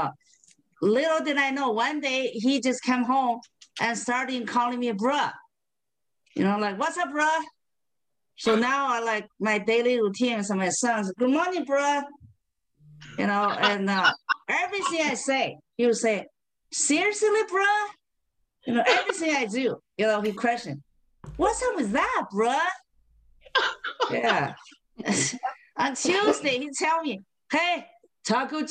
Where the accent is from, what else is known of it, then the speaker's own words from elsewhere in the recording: Beijing, China; now in Spokane, United States; I currently live in Spokane, Washington. But I was born and raised in Beijing, China.